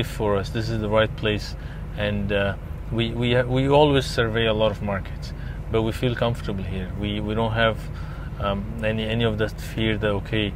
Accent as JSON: {"language": "English", "region": "Dubai", "country": "United Arab Emirates", "said": "where are you from? I say, Dubai"}